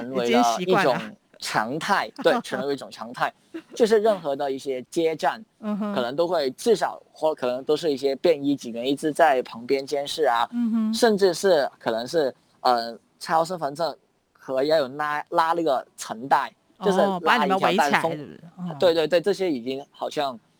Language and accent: Chinese; Hong Kong; 有人知道我们是香港人的时候，都会很为我们打气啊，跟和我们说一些勉励的祝福这样子。